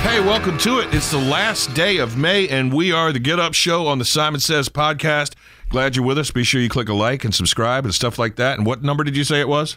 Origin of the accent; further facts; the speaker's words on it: Eastern Shore, Maryland, United States; moved away; when I was growing up on the Eastern Shore